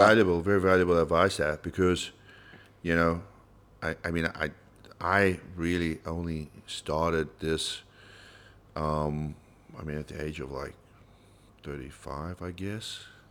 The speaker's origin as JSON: {"language": "English", "country": "South Africa", "said": "as a South African"}